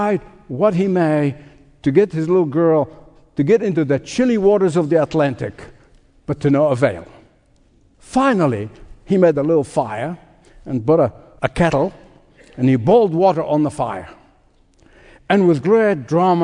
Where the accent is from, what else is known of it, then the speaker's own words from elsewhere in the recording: Egypt; as a boy growing up in Egypt